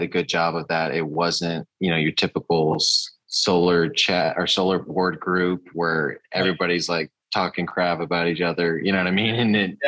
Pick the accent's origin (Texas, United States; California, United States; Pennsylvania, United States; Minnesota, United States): Texas, United States; San Antonio; also born or lived in Corpus Christi, Texas / Devine, Texas; San Antonio originally, and then I moved to Corpus, and that's where I started